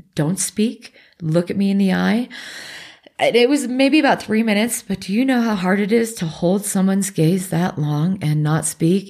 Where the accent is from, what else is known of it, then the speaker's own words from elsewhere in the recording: Alaska, United States; moved away; also born or lived in Pacific Northwest; I grew up in Alaska and then we moved to the Northwest.